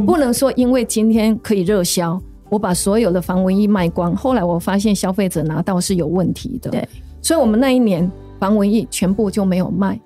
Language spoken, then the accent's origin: Chinese; rural Nantou, Nantou County, Taiwan; moved away; 我是在南投乡下长大